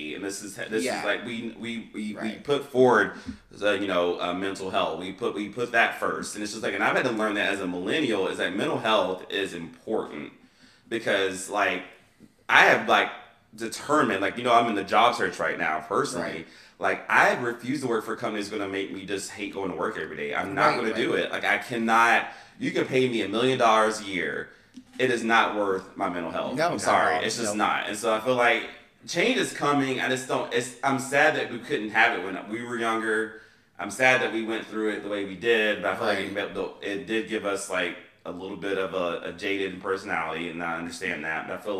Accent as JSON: {"language": "English", "country": "United States", "said": "And I am a capitalist. It's called, I'm American. It's been ingrained in me as I'm a capitalist as an American citizen."}